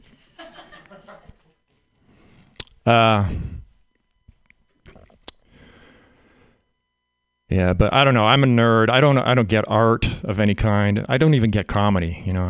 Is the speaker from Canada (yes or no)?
yes; Canada; I grew up in Canada.